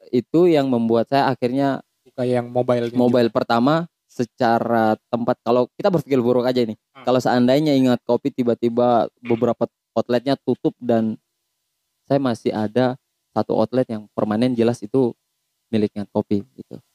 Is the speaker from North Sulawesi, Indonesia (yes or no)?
no; Kaimana, West Papua, Indonesia; now in Sorong, Indonesia; Kalau saya e, kecil itu di Kaimana sebenarnya.